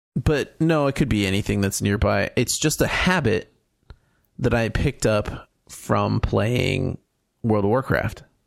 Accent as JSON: {"language": "English", "region": "California", "country": "United States", "said": "as a Californian skier that learned in Mammoth"}